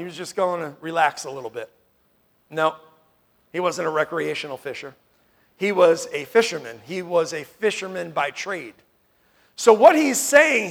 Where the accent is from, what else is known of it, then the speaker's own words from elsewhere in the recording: New York, United States; moved away; I grew up in New York